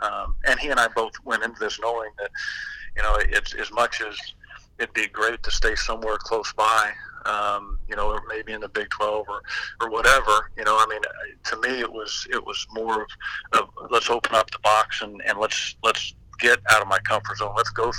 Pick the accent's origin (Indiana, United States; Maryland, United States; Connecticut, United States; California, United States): California, United States; Anaheim; born there; I was born out here in Anaheim when he was a high school coach. We lived over in Mission Viejo